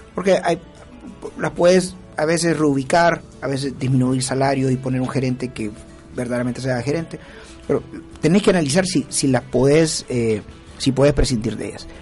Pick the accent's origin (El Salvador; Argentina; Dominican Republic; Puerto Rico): El Salvador; San Salvador; yo soy de San Salvador